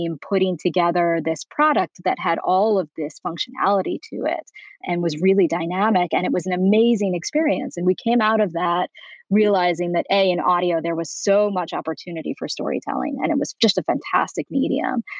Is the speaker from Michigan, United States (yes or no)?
no; New York, United States; moved away as an adult; now in Beverly Hills, United States; I'm originally from New York.